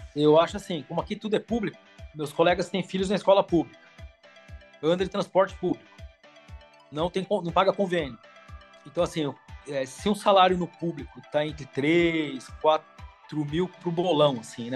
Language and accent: Portuguese; São Paulo, Brazil; moved away as an adult; now in Paris, France; eu sou da Moca, né, em São Paulo